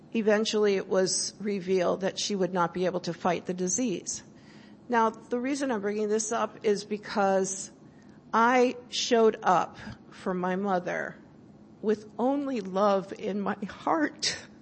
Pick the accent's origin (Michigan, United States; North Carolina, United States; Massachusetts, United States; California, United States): California, United States; I'm from California